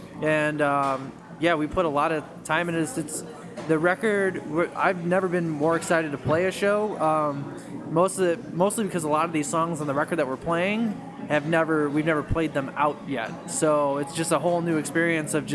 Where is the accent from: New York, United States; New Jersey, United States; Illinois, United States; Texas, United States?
Illinois, United States; Chicago; I'm from here